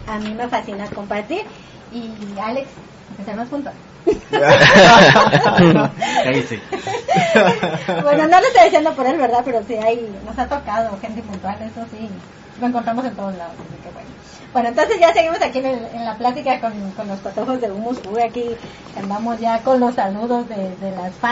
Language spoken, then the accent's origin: Spanish; Guatemala; now in United States; a mí me dijo que yo no soy guatemalteca.